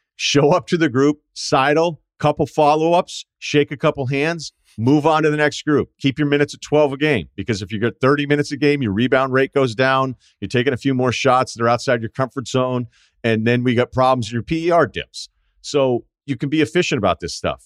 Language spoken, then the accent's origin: English; New England, United States; I'm not gonna use y'all, uh, because I'm from New England